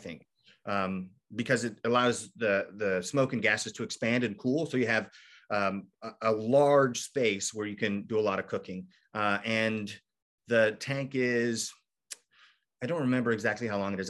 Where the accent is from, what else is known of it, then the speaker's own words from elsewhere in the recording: Kentucky, United States; also born or lived in Michigan; I grew up in Kentucky, so we moved back